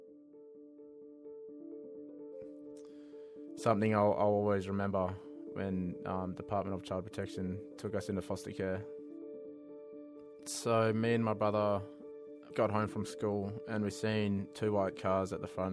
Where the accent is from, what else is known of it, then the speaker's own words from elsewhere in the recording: Perth, Western Australia, Australia; I grew up out in Innaloo